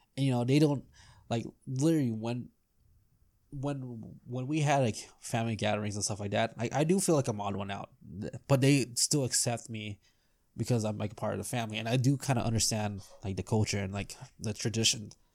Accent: United States; as an American, it doesn't even matter if I'm Filipino or not

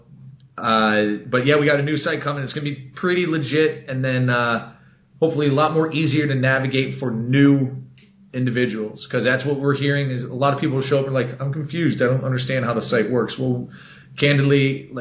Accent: Texas, United States; I'm from Texas

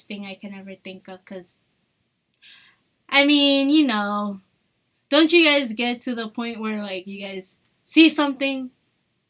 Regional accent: United States; now in Micronesia; we're American. Here in Micronesia

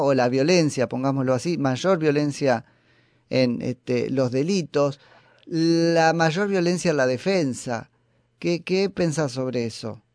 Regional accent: Florencio Varela, Buenos Aires Province, Argentina; mi pueblo de Florencio Varela

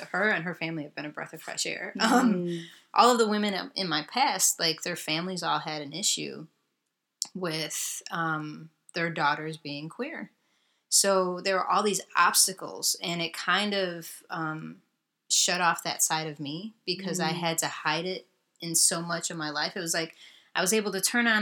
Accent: Chicago, Illinois, United States; also born or lived in Brooklyn; growing up in Chicago, it's a really segregated city. And while I'm multiracial and I grew up in a city that, yes, does have diversity

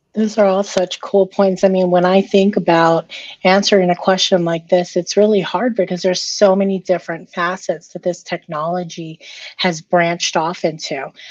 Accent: Micronesia; I'm Micronesian. So I'm from the Federated States of Micronesia.

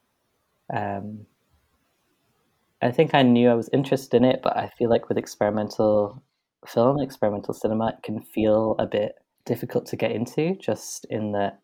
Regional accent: Edinburgh, Scotland, United Kingdom; I grew up in Edinburgh, so the Edinburgh International Film Festival was there

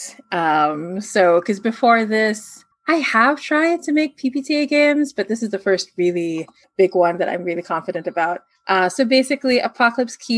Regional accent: Manila, Metro Manila, Philippines; So I'm from the Philippines. Specifically, I'm from Manila

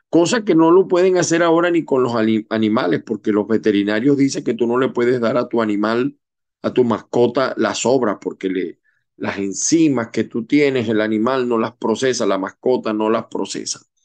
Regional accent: Venezuela; moved away; como buen venezolano

